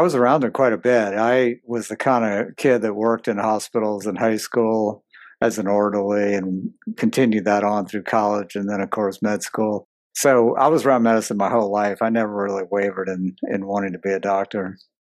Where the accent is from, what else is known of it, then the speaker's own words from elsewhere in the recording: New Orleans, Louisiana, United States; I grew up in New Orleans